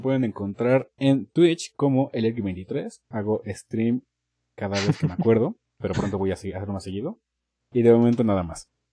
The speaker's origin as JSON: {"language": "Spanish", "country": "Mexico", "said": "aquí en México"}